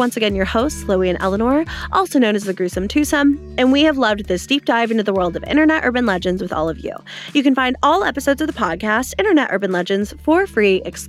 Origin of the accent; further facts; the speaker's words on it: the Bible Belt, United States; growing up in the Bible Belt